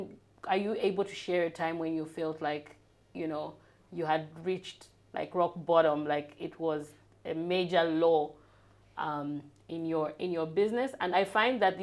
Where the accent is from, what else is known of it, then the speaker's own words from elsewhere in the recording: Lusaka, Lusaka Province, Zambia; So I grew up in North Mead